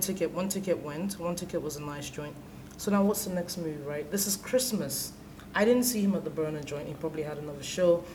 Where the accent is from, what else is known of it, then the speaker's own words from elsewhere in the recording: Nigeria; as a Nigerian